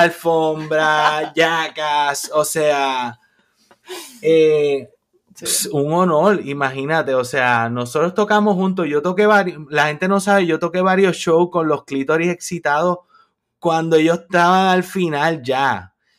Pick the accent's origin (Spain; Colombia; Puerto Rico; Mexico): Puerto Rico; moved away as an adult; nosotros somos puertorriqueños